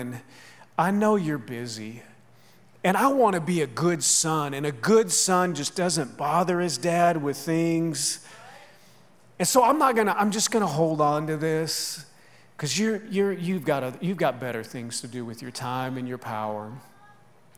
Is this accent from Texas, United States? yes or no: no; outside Minneapolis, Minnesota, United States; growing up outside Minneapolis